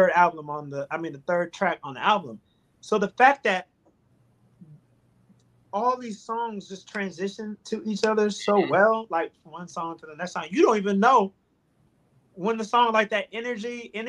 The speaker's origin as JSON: {"language": "English", "town": "Chicago", "region": "Illinois", "country": "United States", "tie": "born or raised there", "said": "growing up in Chicago"}